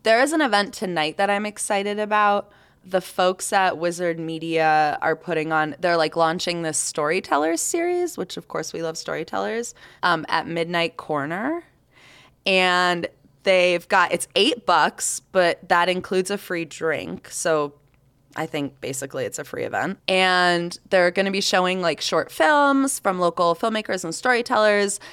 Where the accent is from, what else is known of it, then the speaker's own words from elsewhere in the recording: the South, United States; now in Salt Lake City, United States; I grew up in the South